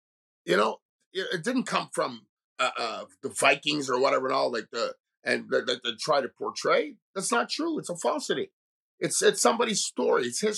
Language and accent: English; Montreal, Quebec, Canada; growing up in Montreal, and like I said, living in multicultural